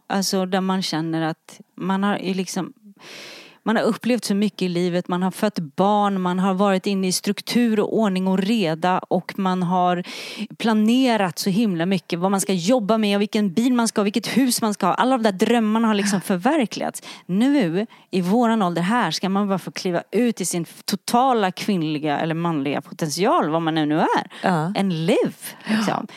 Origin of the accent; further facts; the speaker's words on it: Sweden; vi i Sverige är lite präktigare